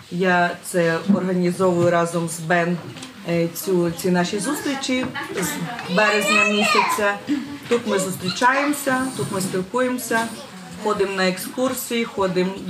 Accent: Sumy, Sumy Oblast, Ukraine; German is a second language; now in Berlin, Germany; Ich bin …, ich komme aus der Ukraine, die Stadt Sumy. Das, das ist 40 Kilometer von Grenze. Russland.

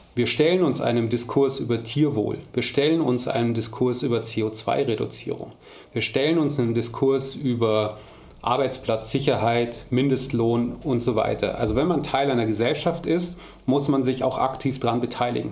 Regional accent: Munich, Bavaria, Germany; moved away as an adult; now in Ruhr area, Germany; als Münchner

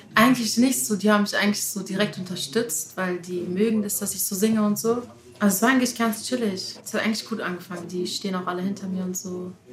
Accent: Heidelberg, Baden-Württemberg, Germany; in Heidelberg geboren

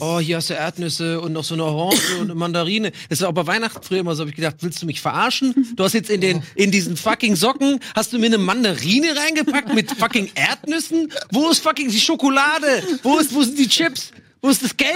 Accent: Ireland; now in Germany; wo ich aufgewachsen bin, in Irland

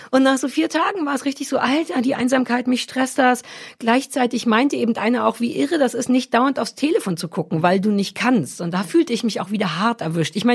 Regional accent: Baden-Württemberg, Germany; Das ist ja auch weg und ich bin Schwäbin.

